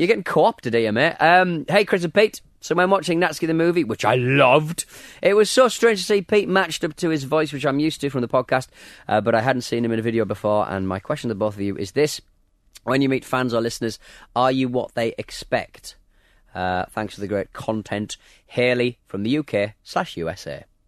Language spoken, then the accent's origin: English; Hartlepool, North East England, United Kingdom; I'm not a Jordi, I'm actually from Hartlepool. I'm actually a monkey hanger